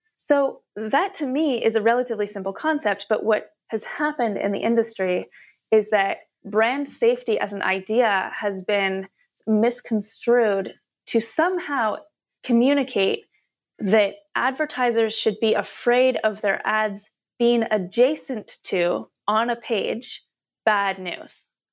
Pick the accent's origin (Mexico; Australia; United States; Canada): Canada; I'm Canadian